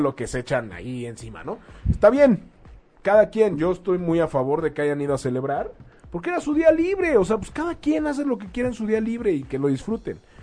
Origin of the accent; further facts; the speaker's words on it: Mexico; como mexicanos vamos a elegir